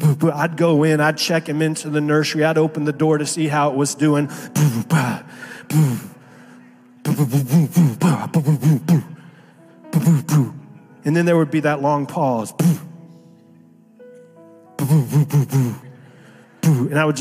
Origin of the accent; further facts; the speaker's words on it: Miami, Florida, United States; moved away as an adult; also born or lived in Naples, Florida; I was pastoring in Naples for 14 years, but I grew up in Miami. And so Miami in South Florida is home for me